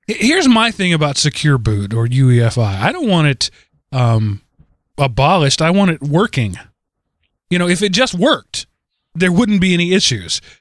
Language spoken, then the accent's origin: English; East Texas, United States; East Texas is that's where I'm from. That is my home